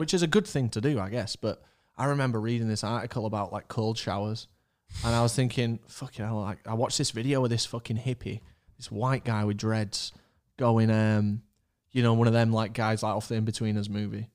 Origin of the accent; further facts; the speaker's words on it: Leeds, Yorkshire and the Humber, United Kingdom; We live in Leeds. We're from Leeds